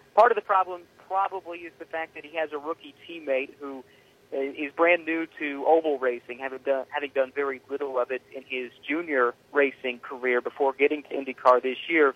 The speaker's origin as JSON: {"language": "English", "town": "Indianapolis", "region": "Indiana", "country": "United States", "tie": "born or raised there", "said": "growing up in Indianapolis, um, going to this race as a kid"}